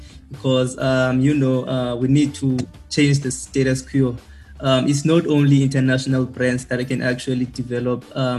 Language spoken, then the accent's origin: English; South Africa; we as South African consumers